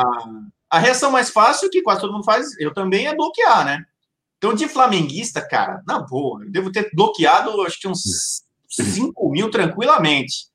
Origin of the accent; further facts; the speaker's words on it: São Paulo, Brazil; moved away as an adult; now in Rio de Janeiro, Brazil; Eu sou de São Paulo